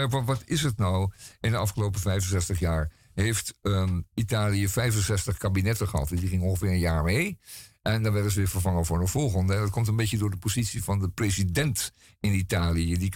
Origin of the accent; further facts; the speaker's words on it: Netherlands; een stuk over eh, de Indianen van Manhattan, waar wij als Nederlanders toch mee te maken hebben gehad in de, in de 16e eeuw.